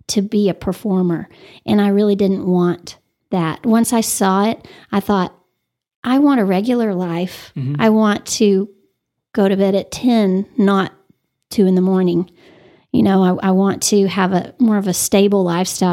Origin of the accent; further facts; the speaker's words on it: Amarillo, Texas, United States; also born or lived in Dallas, Texas / Denton, Texas / Lubbock, Texas / College Station, Texas; I was born in Dallas, but my parents moved here when I was 9 or 10 months old. My dad grew up here, graduated from Amarillo High, class of 56.